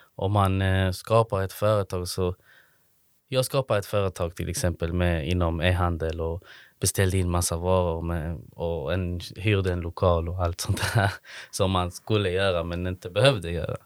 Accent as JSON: {"language": "Swedish", "town": "Malmö", "region": "Skåne", "country": "Sweden", "tie": "born or raised there", "moved": "yes", "lives_now": "Kristianstad, Sweden", "said": "Jag är från Malmö i grunden."}